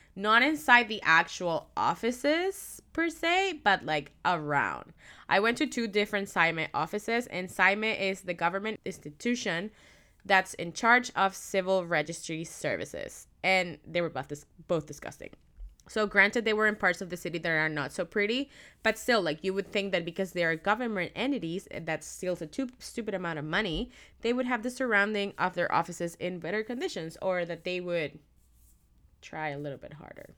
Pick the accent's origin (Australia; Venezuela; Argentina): Venezuela; Caracas, Capital District; now in Vancouver, Canada; So, I am from Caracas, which is the capital, and I had not been back since I moved to Vancouver